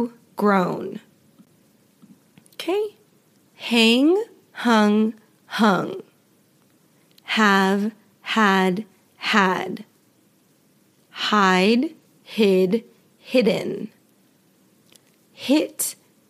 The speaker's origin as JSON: {"language": "English", "region": "Western United States", "country": "United States", "accent": "Western", "said": "Western accent, my accent"}